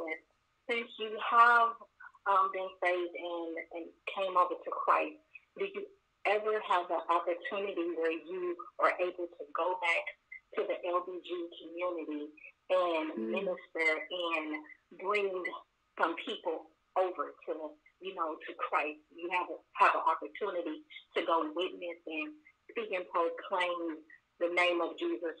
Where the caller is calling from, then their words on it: Houston, Texas, United States; I'm calling from Houston.